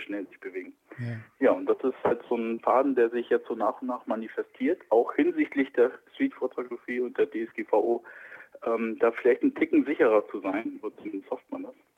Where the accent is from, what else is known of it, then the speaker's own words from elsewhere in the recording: Wilhelmshaven, Lower Saxony, Germany; also born or lived in Kiel; now in Berlin, Germany; ich komme nicht aus Hamburg, ich bin in Wilhelmshaven aufgewachsen.